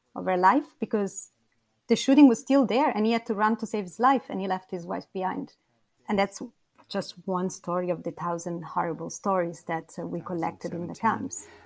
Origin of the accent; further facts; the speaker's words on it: a small town south of Rome, Lazio, Italy; I come from um, a small town uh, a few kilometers south of Rome